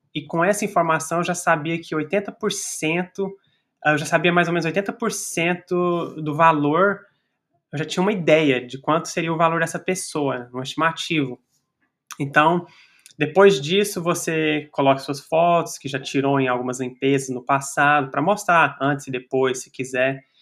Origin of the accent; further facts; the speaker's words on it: Brazil; now in United States; nossa comunidade brasileira a crescer aqui nos Estados Unidos